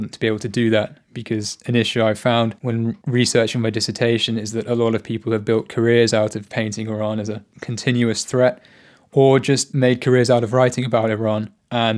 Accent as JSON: {"language": "English", "region": "England", "country": "United Kingdom", "said": "my experience as an Englishman"}